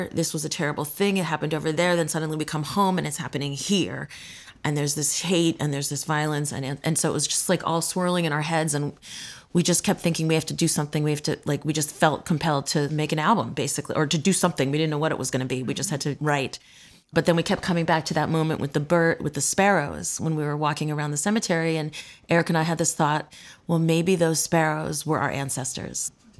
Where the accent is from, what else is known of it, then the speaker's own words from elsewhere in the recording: East Coast, United States; also born or lived in New York / Boston / Washington, D.C. / Philadelphia; So I was born in New York. And then I lived a little bit in Boston, and then I grew up in the D.C. area, and then Philadelphia, and then I moved to New York. So it's been, you know, East Coast-y.